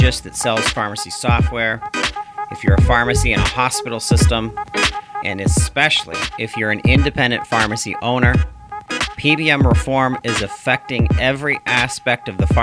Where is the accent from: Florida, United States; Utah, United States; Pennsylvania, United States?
Pennsylvania, United States; Brownsville; in the state of Pennsylvania, my home state, in my great city that I'm from, Brownsville, Pennsylvania, Fayette County, Pennsylvania.